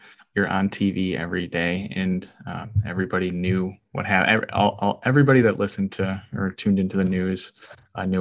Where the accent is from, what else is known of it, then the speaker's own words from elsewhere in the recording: Monroe, Wisconsin, United States; also born or lived in Madison, Wisconsin; I'm born and raised in Monroe. I went to college in Madison and I moved back home.